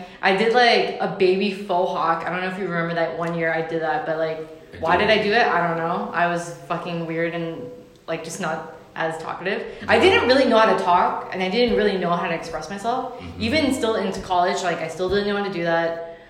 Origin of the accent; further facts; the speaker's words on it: San Francisco, California, United States; born and raised in San Francisco.